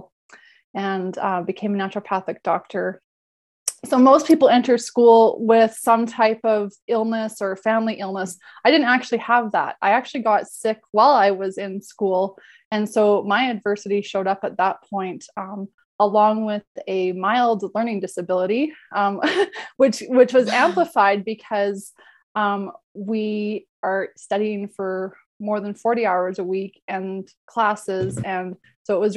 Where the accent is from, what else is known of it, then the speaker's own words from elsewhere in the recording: Alberta, Canada; I grew up in Alberta